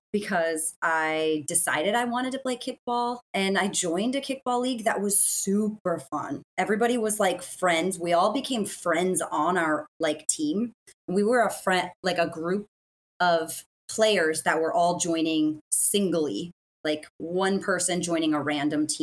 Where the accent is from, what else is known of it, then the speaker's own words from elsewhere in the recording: Midwest, United States; moved away as an adult; also born or lived in Las Vegas, United States; now in Long Beach, United States; I'm originally from the Midwest, and I moved to Vegas for a job